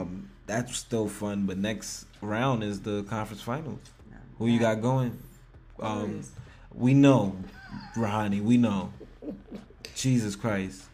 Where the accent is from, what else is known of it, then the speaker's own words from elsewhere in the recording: New York, United States; I'm from New York